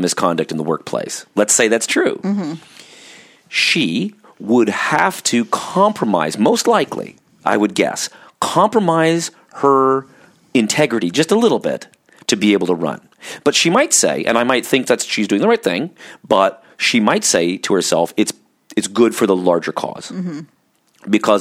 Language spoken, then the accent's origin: English; Orange County, California, United States; I grew up in Orange County, California, which is kind of this conservative California Bible Belt